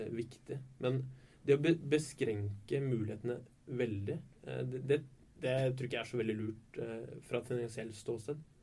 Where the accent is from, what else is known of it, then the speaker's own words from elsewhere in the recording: Oslo, Norway; moved away as an adult; now in Bergen, Norway; Jeg er ikke fra Bergen, eh, fra Oslo